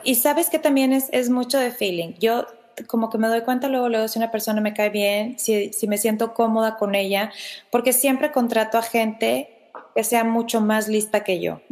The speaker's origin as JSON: {"language": "Spanish", "country": "Mexico", "said": "yo no soy la típica mexicana, físicamente"}